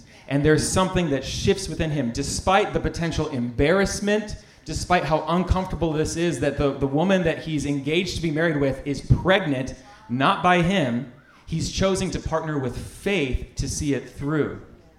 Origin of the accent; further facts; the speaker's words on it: North Carolina, United States; I grew up in Central North Carolina.